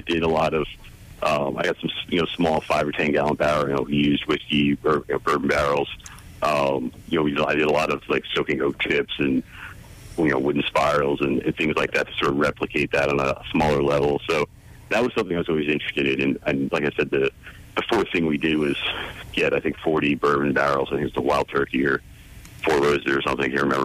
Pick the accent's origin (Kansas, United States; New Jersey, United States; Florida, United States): New Jersey, United States; also born or lived in New York City; I'm originally born and raised in New Jersey